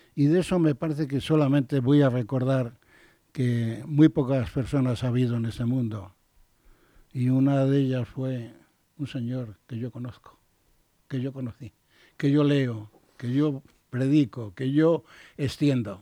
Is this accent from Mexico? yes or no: no; Spain; como español